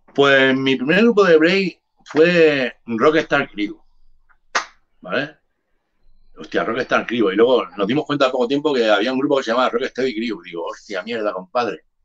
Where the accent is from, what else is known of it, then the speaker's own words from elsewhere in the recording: Barcelona, Catalonia, Spain; also born or lived in Cádiz / Jerez de la Frontera; yo soy nacido en Cádiz. Yo me vine aquí con un mes a Barcelona, que mi madre me trajo